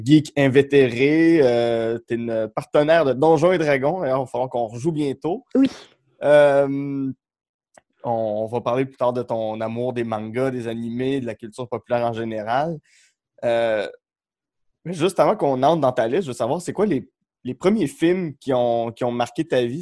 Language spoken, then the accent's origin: French; Outaouais, Quebec, Canada; on vient tous les deux de l'Outaouais